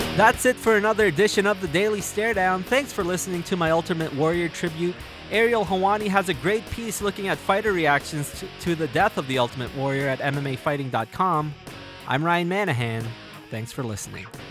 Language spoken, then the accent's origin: English; Canada; my home country of Canada